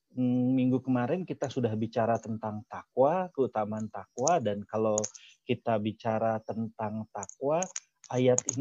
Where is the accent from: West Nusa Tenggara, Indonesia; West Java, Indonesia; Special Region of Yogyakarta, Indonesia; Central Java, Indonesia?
West Java, Indonesia; Saya orang Sunda, ada yang orang Jawa, ada orang Batak, orang Madura, orang Cina, orang Arab.